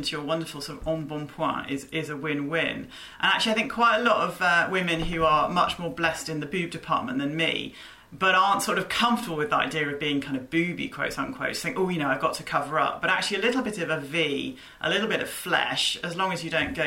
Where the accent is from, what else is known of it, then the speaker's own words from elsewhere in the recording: United Kingdom; being British